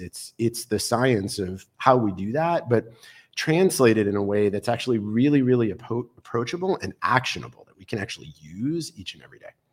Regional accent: New York City, New York, United States; moved away; also born or lived in Boulder, Colorado; I was born in Brooklyn, New York on a crisp March morning

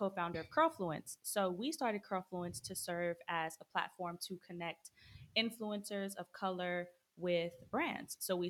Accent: Florida, United States; moved away as an adult; now in Atlanta, United States; I'm originally from Florida.

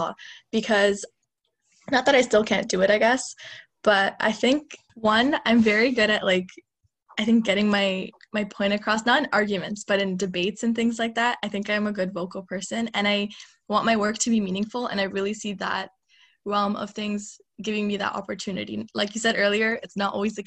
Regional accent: Pakistan; we come from like the same place. We're both Pakistani

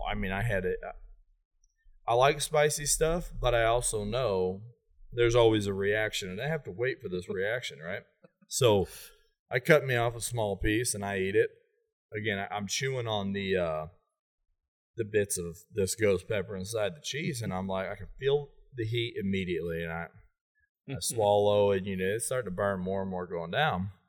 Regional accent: Fairview Heights, Illinois, United States; and I'm from Fairview Heights, I leave Fairview and I, am like, man, my stomach is killing me.

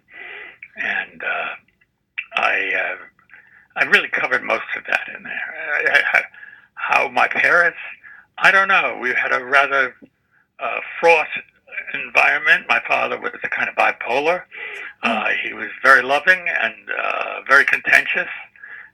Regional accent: New York City, New York, United States; I grew up in the Bronx.

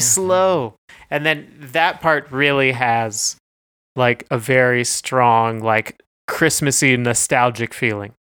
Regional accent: Canada; we're both Canadian.

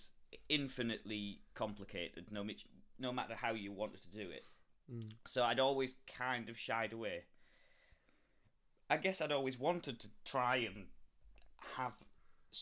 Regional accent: the north of England, United Kingdom

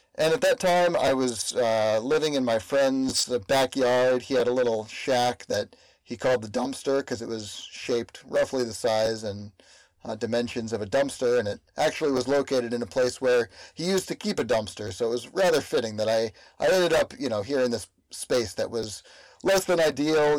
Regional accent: Berkeley, California, United States; also born or lived in East Coast; my hometown of Berkeley

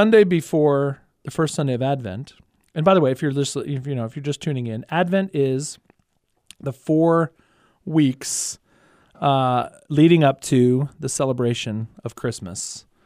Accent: Kingwood, Texas, United States; So we have one right by the house where I grew up in Kingwood, Texas. Shout out to the Wood.

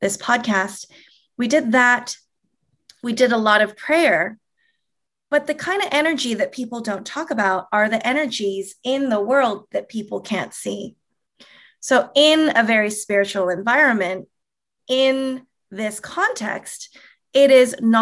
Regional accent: Toronto, Ontario, Canada; also born or lived in California, United States; now in Southern California, United States; born and raised in Toronto. I'm a Canadian here living in Southern California right now

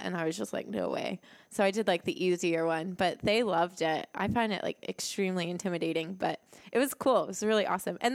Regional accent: Florida, United States; moved away; I'm from Florida and I grew up there

